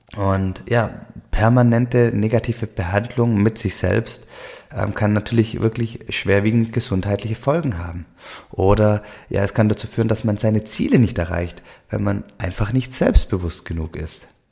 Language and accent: German; Swabia, Germany; accent: Swabian; Ich komme aus dem Schwäbischen, ähm, hört man wahrscheinlich hier im Podcast immer wieder, den schwäbischen Dialekt.